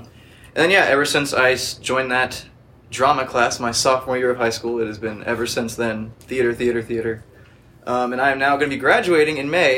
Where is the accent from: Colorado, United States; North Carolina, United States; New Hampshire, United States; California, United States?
North Carolina, United States; Wake Forest; I was born in Wake Forest, North Carolina. The real Wake Forest, not the one by Winston. It's like 20 minutes outside of Raleigh.